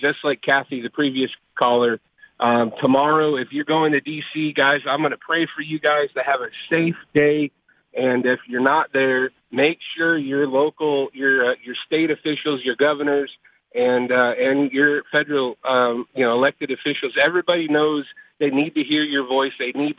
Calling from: Knoxville, Tennessee, United States; I'm calling from Knoxville, Tennessee.

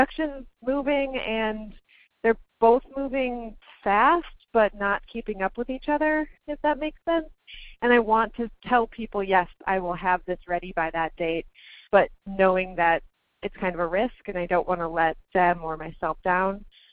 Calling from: Minneapolis, Minnesota, United States; I'm calling from Minneapolis.

